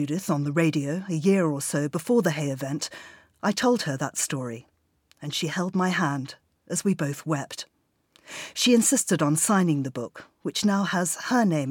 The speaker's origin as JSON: {"language": "English", "country": "Zimbabwe", "tie": "born or raised there", "moved": "as an adult", "lives_now": "London, United Kingdom", "said": "I grew up in Zimbabwe, the youngest by some way of three children"}